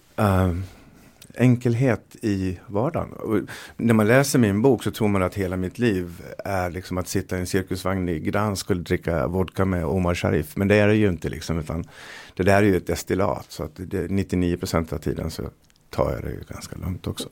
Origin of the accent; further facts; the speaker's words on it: Dalarna County, Sweden; jag är från Dalarna